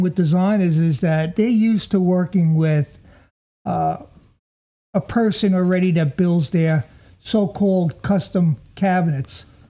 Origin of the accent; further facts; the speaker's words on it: Jersey City, New Jersey, United States; I come from Jersey City